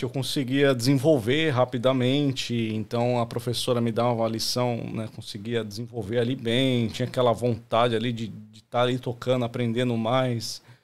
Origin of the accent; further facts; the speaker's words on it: Santo André, São Paulo, Brazil; moved away as an adult; now in Australia; eu sou de Santo André, São Paulo, né? É, cresci no ABC Paulista.